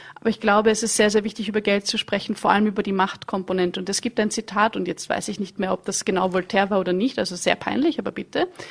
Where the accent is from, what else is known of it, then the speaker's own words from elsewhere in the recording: Vienna, Austria; ich komme aus Wien